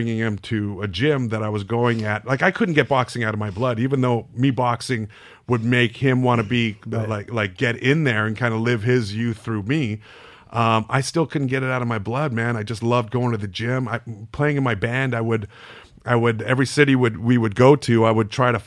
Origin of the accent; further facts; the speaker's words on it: Canada; I grew up in Canada